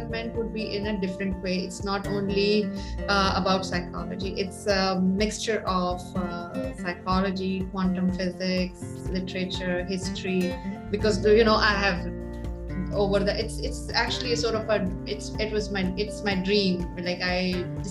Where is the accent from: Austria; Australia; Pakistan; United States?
Pakistan; moved away as an adult; now in Saudi Arabia; I'm from Pakistan